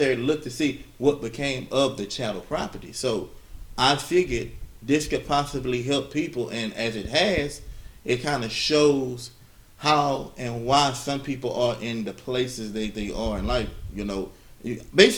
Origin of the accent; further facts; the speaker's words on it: Louisiana, United States; all my relatives have shown that I'm from Louisiana as told by my DNA matches